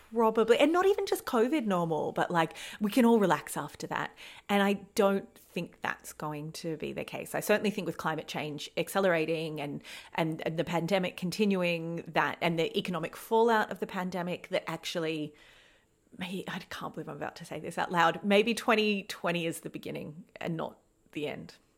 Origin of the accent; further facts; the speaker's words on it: Australia; accent: Australian; we record this podcast in Australia, as you can probably hear by our accents. We are both in Australia